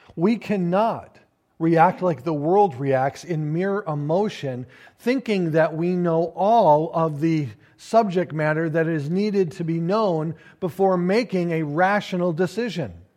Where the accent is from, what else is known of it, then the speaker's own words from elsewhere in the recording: United States; we as the American people